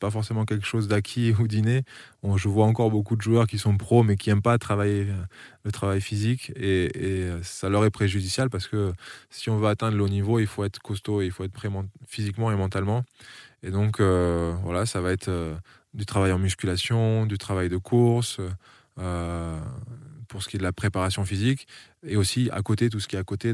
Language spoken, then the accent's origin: French; Frontignan, Occitania, France; born or raised there; also born or lived in Niš, Serbia / Strasbourg, France / Colmar, France